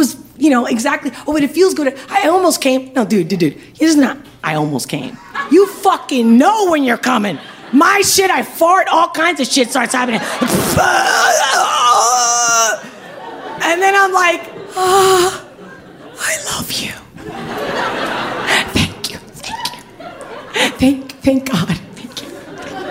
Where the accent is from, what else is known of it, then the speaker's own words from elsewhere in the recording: Spain; moved away; I'm from Spain